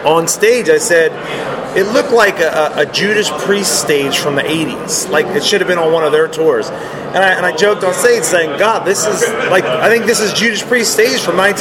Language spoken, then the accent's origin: English; Philadelphia, Pennsylvania, United States; when I grew up in Philadelphia